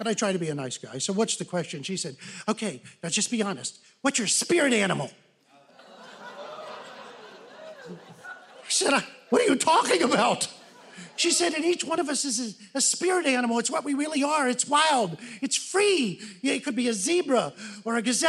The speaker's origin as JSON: {"language": "English", "town": "Newport", "region": "Kentucky", "country": "United States", "moved": "as an adult", "lives_now": "Los Angeles, United States", "said": "I'm originally from Newport, Kentucky. I moved to Los Angeles"}